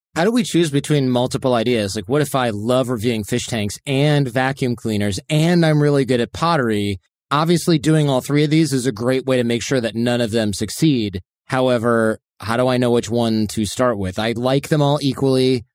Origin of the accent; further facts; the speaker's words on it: Michigan, United States; in the Midwest where I grew up in Michigan